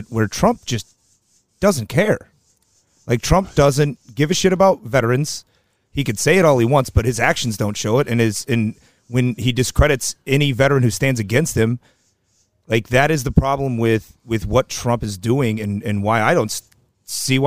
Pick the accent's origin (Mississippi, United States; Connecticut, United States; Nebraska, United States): Nebraska, United States; Grand Island; I'm from Grand Island, Nebraska, and we have one of the biggest meth problems in the country